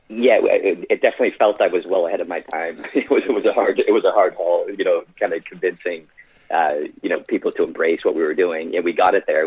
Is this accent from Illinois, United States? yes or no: no; Boston, Massachusetts, United States; moved away as an adult; also born or lived in Ireland / Florida; I was born in Boston, you know, raised in Boston